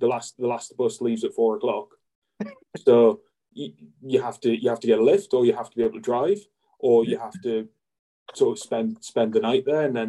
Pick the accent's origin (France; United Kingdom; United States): United Kingdom; now in Newcastle, United Kingdom; I'm not originally from Newcastle. I'm from sort of just on the border of England and Scotland. And I was in a little village, and like, Newcastle was the nearest city, which was over an hour away.